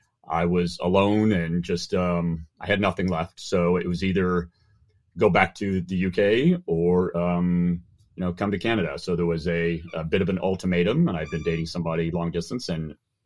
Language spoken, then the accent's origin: English; Germany; moved away as an adult; also born or lived in Oban, Scotland; now in United States; I was born in Oban, Scotland. My father was NATO, British military. I moved to Germany, spent all of my time from the age of 2 till 18 in Germany. And then I moved to the U.S. to go to university.